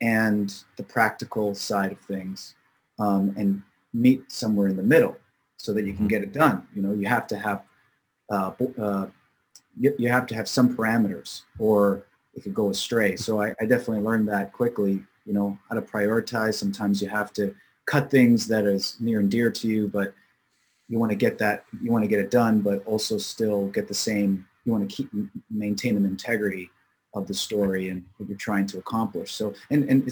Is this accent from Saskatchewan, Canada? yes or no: no; Markham, Ontario, Canada; I grew up in nearby Toronto, in Markham and Richmond Hill areas, which are suburbs outside of Toronto, in the greater Toronto area